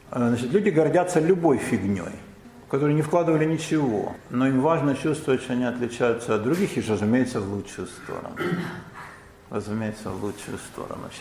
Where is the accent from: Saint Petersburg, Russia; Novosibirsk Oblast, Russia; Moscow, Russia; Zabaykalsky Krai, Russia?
Moscow, Russia; мы москвичи, я на Полянке. Но и в самой Москве, Москва большой город, вы знаете, да, это недалеко от Мытищ, там тоже своя иерархия, да, значит, я родилась на Знаменке